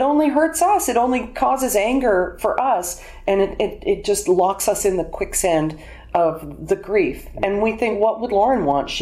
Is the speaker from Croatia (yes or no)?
no; Alberta, Canada; moved away; also born or lived in Toronto; I was born in Alberta